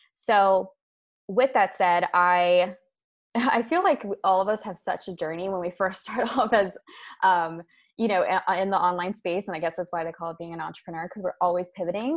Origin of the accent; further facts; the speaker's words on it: Maryland, United States; moved away as an adult; also born or lived in Europe; I am originally from Maryland in the United States, and I moved abroad to Europe with my husband about six and a half years ago